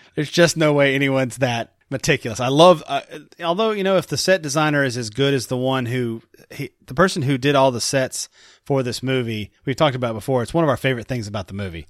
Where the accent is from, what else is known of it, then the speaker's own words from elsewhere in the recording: Chicago, Illinois, United States; I'm from Chicago